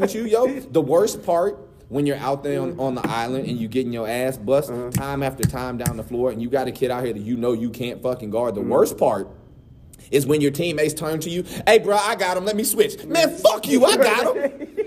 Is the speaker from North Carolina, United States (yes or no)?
yes; North Carolina, United States; I'm from North Carolina